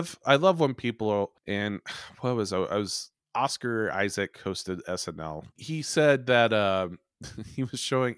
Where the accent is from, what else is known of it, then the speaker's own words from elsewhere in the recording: Farmville, United States; I grew up in Farmville, and any of these kids or stuff like that, if you did anything or liked even weird music, I grew up in a town of 1,200 people, folks.